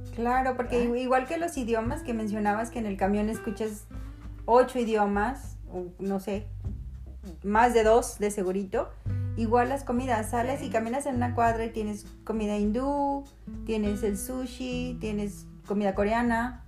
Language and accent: Spanish; Mexico; moved away as an adult; now in Canada; como crecimos con ellas en México